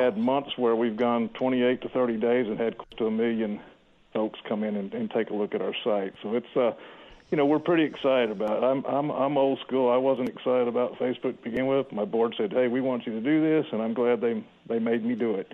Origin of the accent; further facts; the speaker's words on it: Houston, Texas, United States; also born or lived in Nacogdoches, Texas; I grew up in Houston, Texas